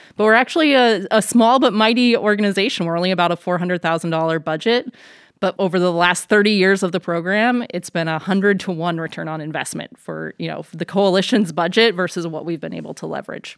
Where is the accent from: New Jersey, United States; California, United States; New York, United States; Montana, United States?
Montana, United States; Missoula; moved away; growing up in Missoula, we spent a lot of time outdoors